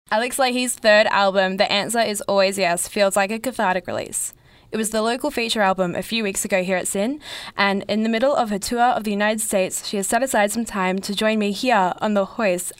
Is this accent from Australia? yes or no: yes; Melbourne, Victoria, Australia; growing up in Melbourne